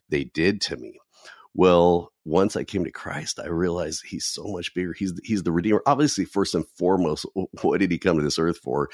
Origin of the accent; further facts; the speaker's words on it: California, United States; I live out here in California, and I always jokingly say, don't hold that against me, okay? I'm from California